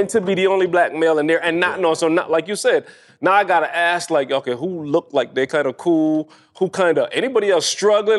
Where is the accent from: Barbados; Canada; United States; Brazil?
Barbados; moved away; I grew up in Barbados